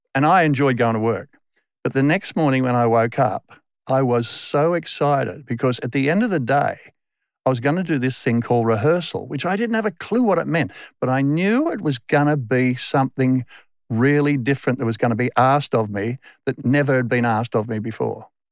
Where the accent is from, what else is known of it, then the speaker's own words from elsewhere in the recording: Sydney, New South Wales, Australia; accent: Westie; moved away as an adult; also born or lived in England; I grew up in the Western suburbs of Sydney till I was twenty-five.